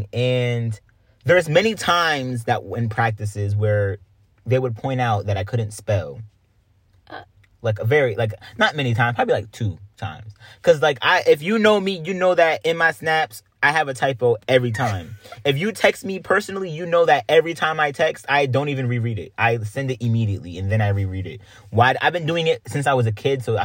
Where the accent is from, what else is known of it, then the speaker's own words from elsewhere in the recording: Greenville, United States; moved away; we come from Greenville